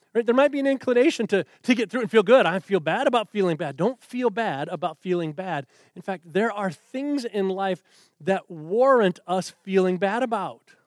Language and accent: English; United States; as an American Christian man